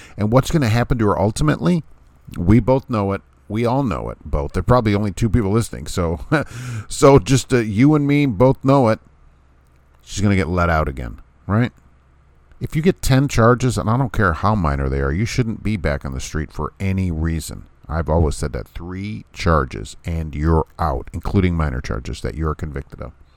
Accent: Jersey City, New Jersey, United States; New Jersey City, isn't that a nice place? I love it. That's my hometown

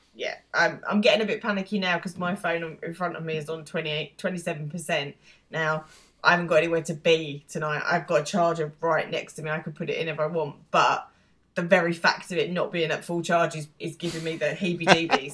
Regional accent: United Kingdom; being British

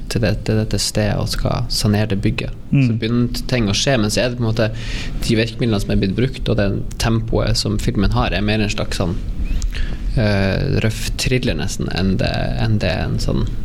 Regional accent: Østfold, Norway; Jeg er jo fra Østfold

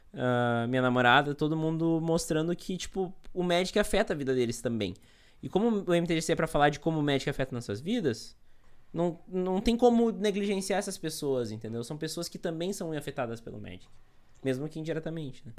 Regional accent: Montenegro, Rio Grande do Sul, Brazil; eu sou aqui de Montenegro, no Rio Grande do Sul

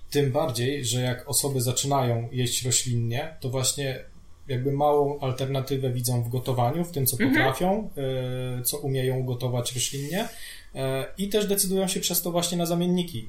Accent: Radom, Masovian Voivodeship, Poland; now in Warsaw, Poland; my jesteśmy z Radomia

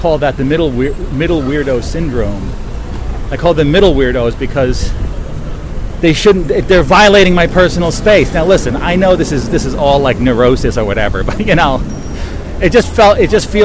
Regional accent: Bridgewater, New Jersey, United States; also born or lived in New York City; my room from where I grew up in Bridgewater, New Jersey

